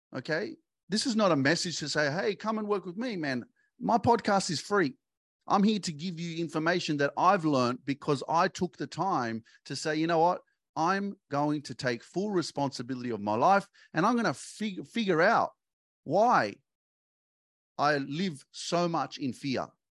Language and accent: English; Sydney, New South Wales, Australia; I grew up in Sydney and all my friends were here and this was my hood